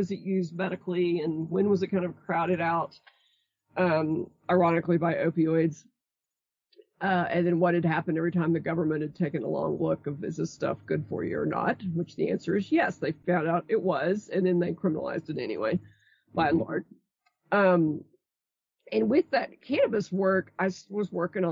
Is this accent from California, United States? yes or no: no; Brownwood, Texas, United States; I grew up in Brownwood, Texas